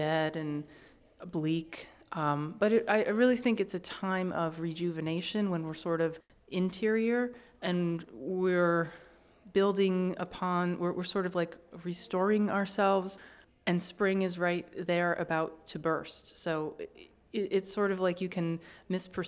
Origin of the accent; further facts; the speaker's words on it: Northeast, United States; I grew up in the Northeast